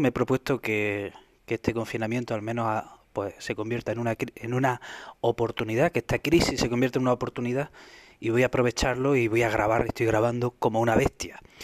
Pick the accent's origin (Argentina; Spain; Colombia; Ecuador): Spain